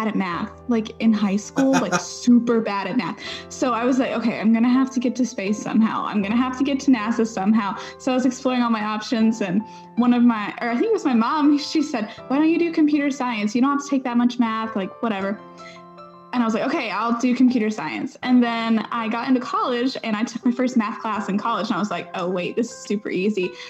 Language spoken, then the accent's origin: English; Ashland, Kentucky, United States; moved away as an adult; now in Huntsville, United States; I'm from Ashland, Kentucky. Really tiny town in like the northeastern part of Kentucky.